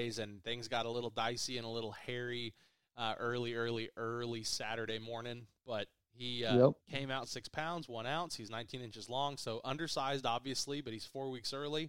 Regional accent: Stillwater, Oklahoma, United States; I was born in Stillwater

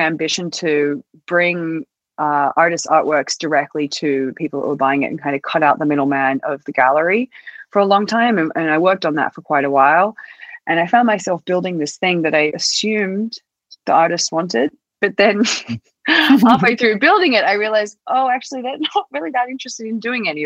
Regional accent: Australia; moved away as an adult; also born or lived in New York; I think a lot of people in Australia swear, or at least did where I was from

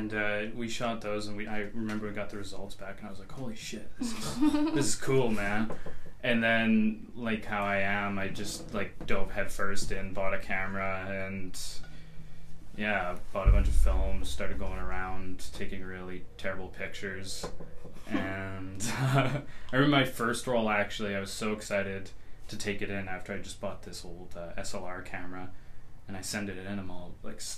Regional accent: Sherwood Park, Alberta, Canada; I'm also from Sherwood Park, like Hannah

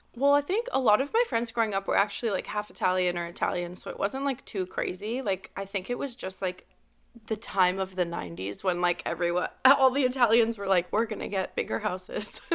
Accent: Montreal, Quebec, Canada; I was born and raised in the West Island.

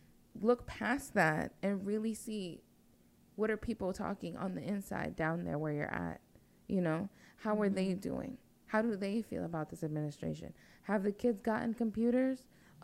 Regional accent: Chirilagua, Virginia, United States; I know my blood is from there, but I'm not going to say, yo, that's where the hood's at. No, I'm from Chirilagua out here.

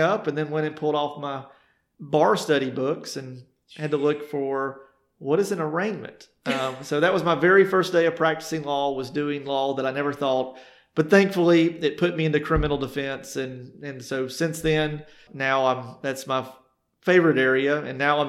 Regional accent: College Park, Georgia, United States; I grew up in Atlanta, a small town called College Park, south of Atlanta, and I was raised by my mom and my grandmother

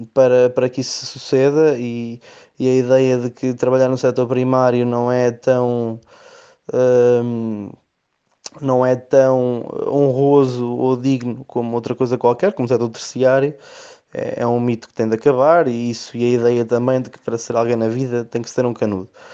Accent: Oliveira do Hospital, Centro, Portugal; pelo amor à minha terra

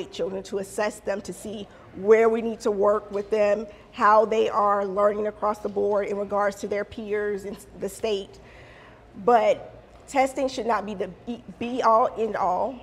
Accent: Savannah, Georgia, United States; I was born and raised here in Savannah, Georgia

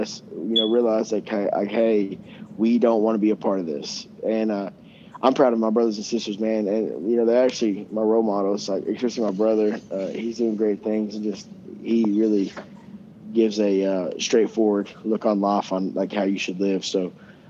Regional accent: Coeburn, Virginia, United States; I grew up in Coburn, but I grew up in an area in Coburn they call Riverview

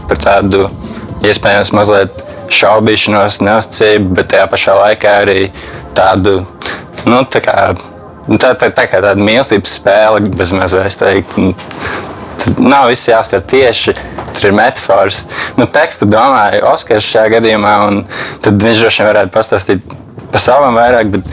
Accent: Riga, Latvia; also born or lived in Torņakalns; Un eh, parasti mēs, kad sevi iepazīstam, vienmēr sakām, to, ka mēs esam no Torinkalna. Jo nu, tas arī ir tas, saistīts ar mūsu grupas stāstu un mūsu nosaukumu. Mēs iepazināmies būtībā Torinkalnā, jo mēs visi gājām vienā skolā, kas ir Rīga

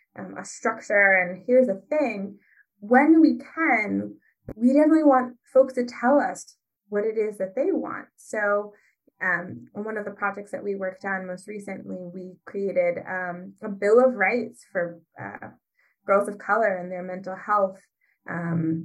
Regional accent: Ypsilanti, Michigan, United States; I'm from Ypsilanti, Michigan

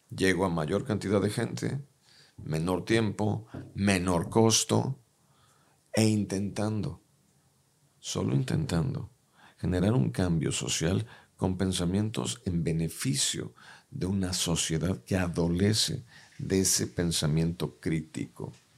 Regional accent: Mexico; Los mexicanos tenemos todo para ser dueños del planeta

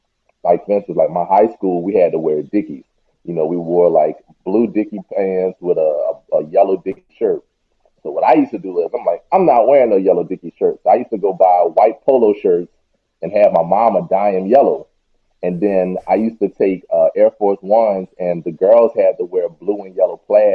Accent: New Orleans, Louisiana, United States; I'm from New Orleans. But yeah, I went to this art school in New Orleans called McDonald 15

